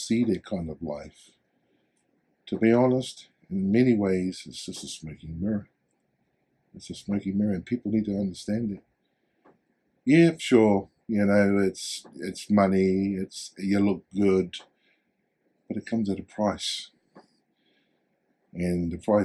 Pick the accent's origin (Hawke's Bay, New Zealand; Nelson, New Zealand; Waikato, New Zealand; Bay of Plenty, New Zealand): Waikato, New Zealand; Hamilton; also born or lived in Tokoroa, New Zealand; My mum brought us here to Hamilton, Kirikiriro, to find better opportunities.